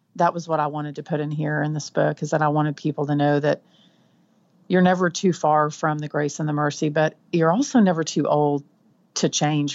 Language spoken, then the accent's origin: English; Texas Panhandle, United States; accent: Texan; now in Central Texas, United States; I'm from the Panhandle, which is the top part of Texas. We tend to be um, a little twangier